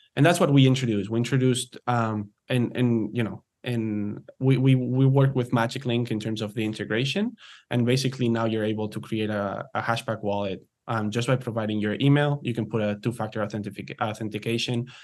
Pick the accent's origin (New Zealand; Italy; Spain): Spain; Barcelona, Catalonia; moved away as an adult; also born or lived in United States / Canada; I'm, I'm originally from, from Spain. I'm from Barcelona, um, but have been betwe-, living between the U S and Canada for the past ten years.